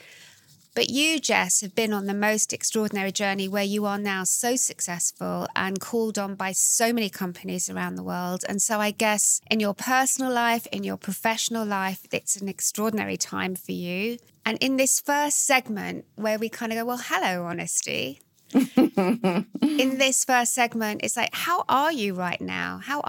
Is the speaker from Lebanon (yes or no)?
no; London, United Kingdom; also born or lived in New York; I'm half American, so I was brought up between here in London and New York.